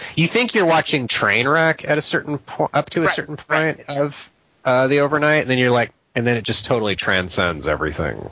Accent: United States; I'm an American

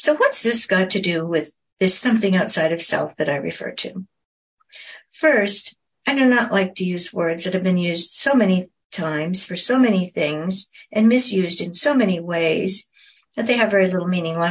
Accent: North Oregon coast, United States; I grew up on the North Oregon coast

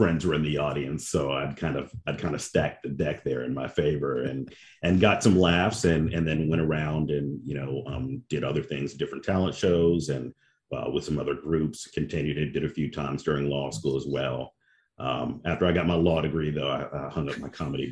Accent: Memphis, Tennessee, United States; moved away as an adult; now in Atlanta, United States; I'm originally from Memphis, Tennessee

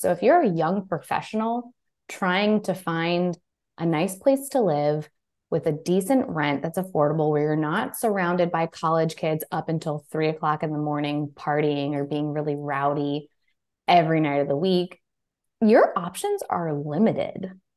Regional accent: Baltimore, Maryland, United States; I'm from the East Coast. I'm from the Baltimore, D C area.

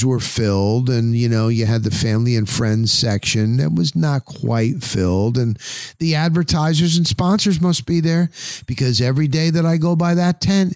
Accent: New Jersey, United States; moved away as an adult; now in Tampa Bay, United States; I grew up in the New Jersey area

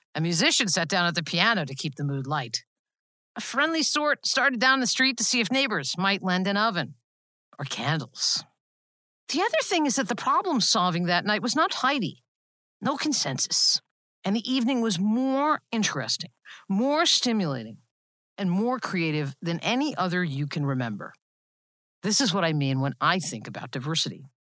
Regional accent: Long Island, New York, United States; my hometown on Long Island

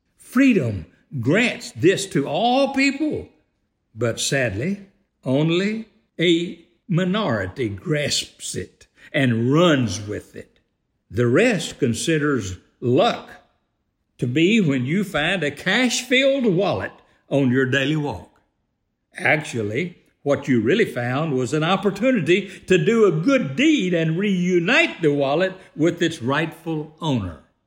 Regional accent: United States; I am one who was fortunate enough to, to join the fraternity of born and raised in the greatest free country on earth

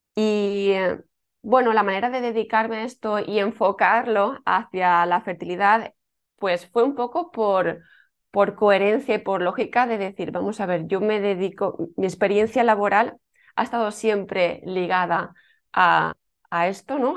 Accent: Alicante, Valencian Community, Spain; now in Tarragona, Spain; yo soy de Alicante, eh, aunque ahora por circunstancias de la vida vivo en un pueblecito

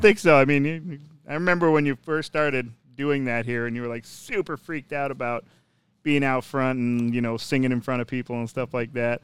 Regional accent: Minnesota, United States; moved away; growing up in Minnesota

